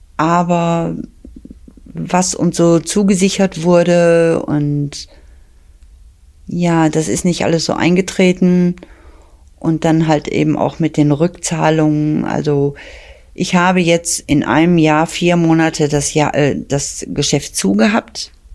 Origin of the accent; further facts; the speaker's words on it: Bottrop, North Rhine-Westphalia, Germany; Ich komme aus Bottrop, bin 61 Jahre alt